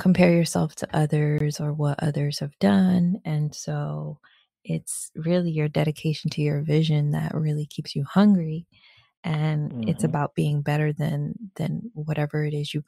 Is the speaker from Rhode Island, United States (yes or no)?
yes; Rhode Island, United States; now in DMV area, United States; I'm originally from Rhode Island. And so when I first came out to the DMV area